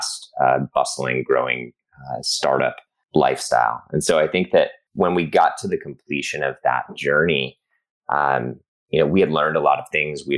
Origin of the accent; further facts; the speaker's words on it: Boulder, Colorado, United States; moved away as an adult; now in Los Angeles, United States; I grew up in Boulder, Colorado